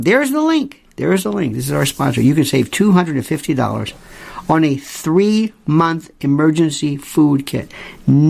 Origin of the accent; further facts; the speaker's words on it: Florida, United States; Growing up in Florida